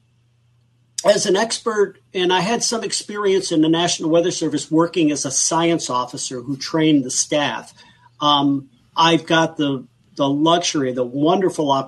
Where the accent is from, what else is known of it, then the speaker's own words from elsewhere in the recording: Buffalo, New York, United States; I come from Buffalo and we're known for lake effect snowstorms up there